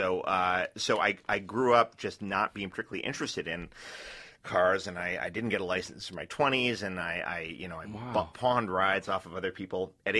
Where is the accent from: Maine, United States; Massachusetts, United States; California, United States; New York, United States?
New York, United States; New York City; moved away; I grew up in New York City where there are more cabs than cars.